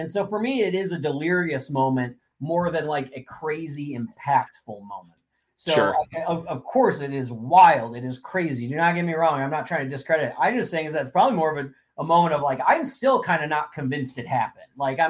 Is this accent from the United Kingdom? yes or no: no; Columbus, Ohio, United States; I was born in Columbus. I grew up in Columbus.